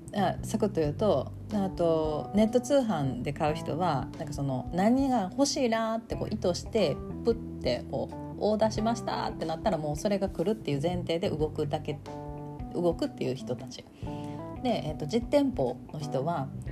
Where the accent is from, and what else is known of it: Kansai, Japan; accent: Kansai-ben